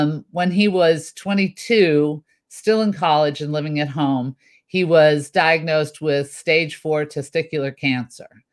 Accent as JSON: {"language": "English", "town": "Chicago", "region": "Illinois", "country": "United States", "tie": "born or raised there", "also_born_or_lived": "Champaign, Illinois / Burbank, California", "moved": "as an adult", "lives_now": "California, United States", "said": "I was born in central Illinois, Champaign to be specific, but most of my life I was raised in Chicago."}